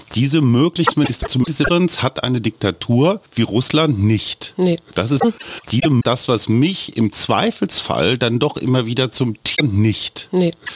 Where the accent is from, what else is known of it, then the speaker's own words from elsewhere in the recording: Germany; ich bin Pazifist als Deutscher